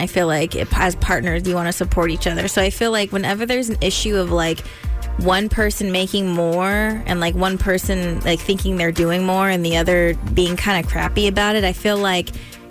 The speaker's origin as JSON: {"language": "English", "region": "Northern California", "country": "United States", "moved": "yes", "said": "I'm from Northern California"}